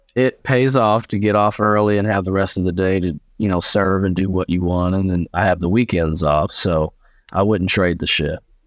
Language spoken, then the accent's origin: English; Indianapolis, Indiana, United States; I was born and raised in Indianapolis, Indiana